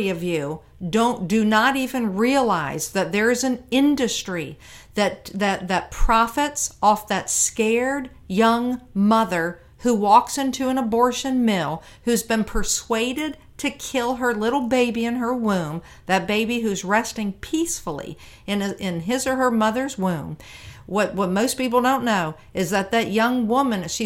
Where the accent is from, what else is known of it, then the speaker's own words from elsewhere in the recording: Virginia, United States; Virginia, my home state